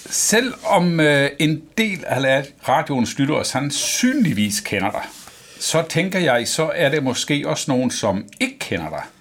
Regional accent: Mors, North Denmark Region, Denmark; now in Copenhagen, Denmark; Nej, men jeg er Morsingbo. Morsingbo? Født på Mors

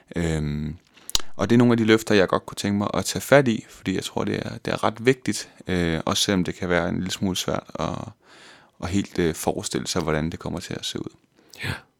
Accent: West Jutland, Central Denmark Region, Denmark; moved away as an adult; also born or lived in Vejle; now in Copenhagen, Denmark; jeg er fra Vestjylland, fra en lille by, der hedder Jannerlund, ja. øh, hvor jeg boede indtil jeg var 20 år gammel

